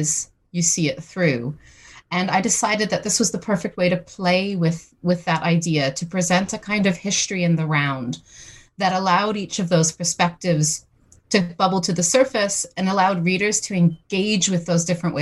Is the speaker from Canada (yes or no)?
yes; St. John's, Newfoundland and Labrador, Canada; moved away as an adult; now in United Kingdom; I'm originally from St. John's, Newfoundland in Canada, but I've been living in Britain for the past 20 years